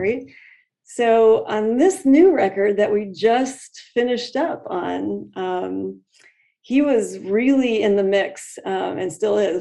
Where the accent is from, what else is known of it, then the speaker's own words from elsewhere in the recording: Lake Zurich, Illinois, United States; moved away as an adult; also born or lived in Michigan; now in Phoenix, United States; I grew up in Chicago, um, in the outskirts of Chicago, in a in a, a little little suburb called Lake Zurich